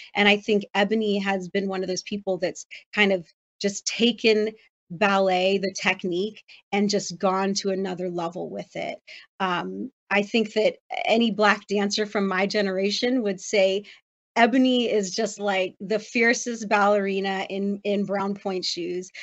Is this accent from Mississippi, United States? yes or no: no; Los Angeles, California, United States; that's my hometown